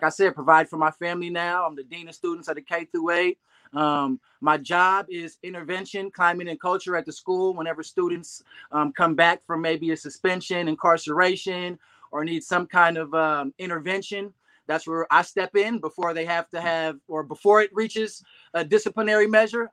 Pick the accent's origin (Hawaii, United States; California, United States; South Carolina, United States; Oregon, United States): California, United States; Berkeley; also born or lived in Oakland, California / Texas / Hercules, California; we live and reside in Northern California in the Bay Area, born and raised